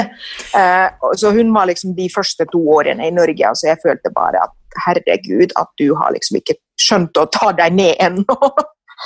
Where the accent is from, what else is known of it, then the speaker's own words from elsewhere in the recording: Finland; moved away as an adult; now in Norway; mitt hjemland Finland